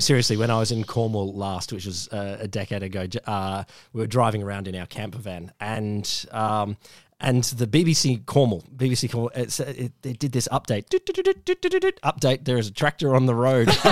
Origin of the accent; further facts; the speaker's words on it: Queensland, Australia; as a Queenslander